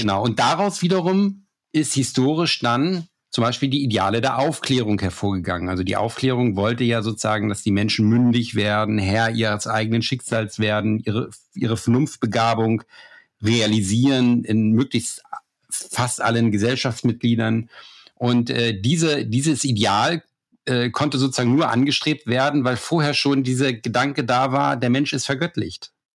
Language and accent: German; Germany; ich als Deutscher